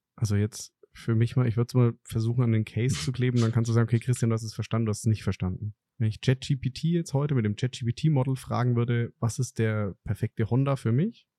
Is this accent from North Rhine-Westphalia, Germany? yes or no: no; Franconia, Bavaria, Germany; als Franke